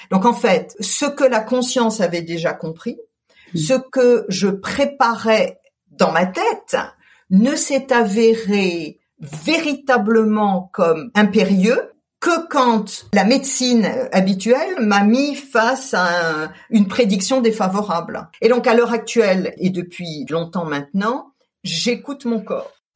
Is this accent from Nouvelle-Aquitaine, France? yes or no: no; Colmar, Grand Est, France; moved away; also born or lived in Paris; J'ai grandi en Alsace. Je suis née à Colmar